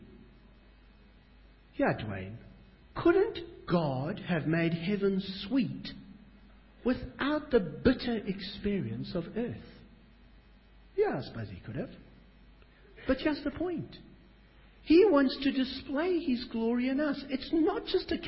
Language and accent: English; South Africa; now in Australia; I'm a South African